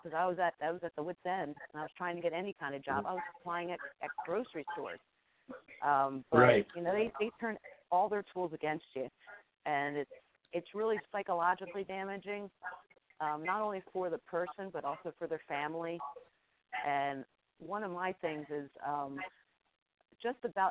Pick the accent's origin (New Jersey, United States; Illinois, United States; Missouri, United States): New Jersey, United States; I'm from Jersey